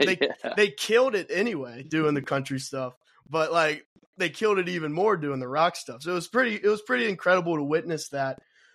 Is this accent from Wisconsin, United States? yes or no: no; Kentucky, United States; moved away; also born or lived in Texas; I'm from Kentucky. So I moved out there